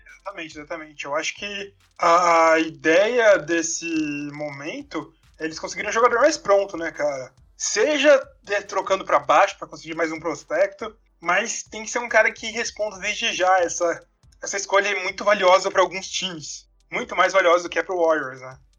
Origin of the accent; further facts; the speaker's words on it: Brazil; como brasileiro